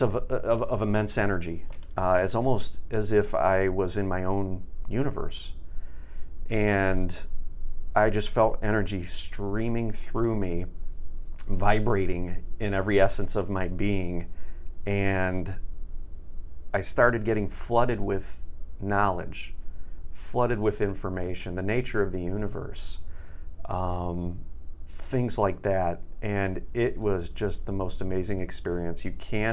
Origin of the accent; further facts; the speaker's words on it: Chicago, Illinois, United States; I'm from the Chicago area